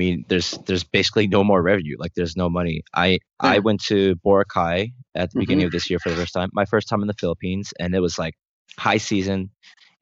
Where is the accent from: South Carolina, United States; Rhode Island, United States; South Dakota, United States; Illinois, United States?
Rhode Island, United States; moved away as an adult; now in South Korea; small town in Rhode Island, USA. And to think that I moved to Korea like almost 8 years ago